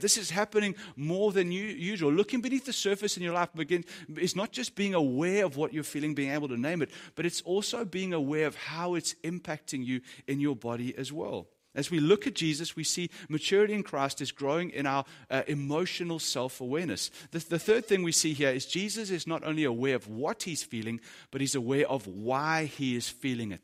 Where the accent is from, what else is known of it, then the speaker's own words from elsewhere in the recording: South Africa; As a South African dude